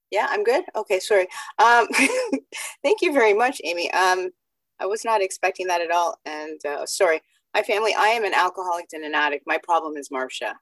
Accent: Canada; also born or lived in Jamaica; I was born in Jamaica, came to Canada when I was five

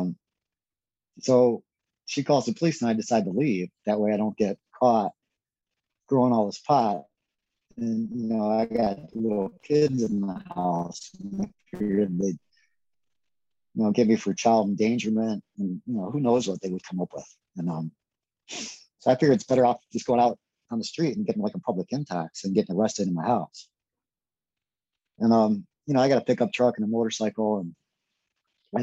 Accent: United States; I'm an American

